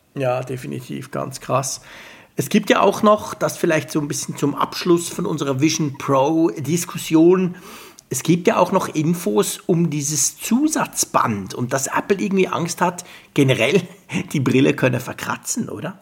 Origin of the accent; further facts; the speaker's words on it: Switzerland; bei uns in der Schweiz